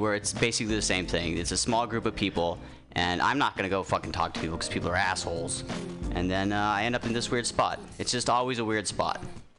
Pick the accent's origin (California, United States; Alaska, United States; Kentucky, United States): Alaska, United States; moved away; I grew up in Alaska